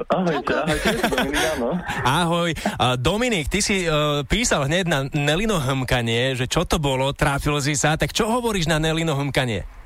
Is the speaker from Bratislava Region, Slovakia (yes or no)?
no; Turčianska Štiavnička, Žilina Region, Slovakia; Ja som z malebnej dedinky Turčianska šťavnička blízko Martina.